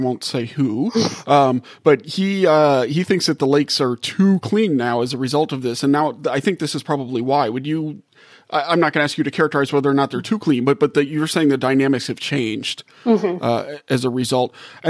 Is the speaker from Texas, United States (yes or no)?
no; Louisiana, United States; I'm from Louisiana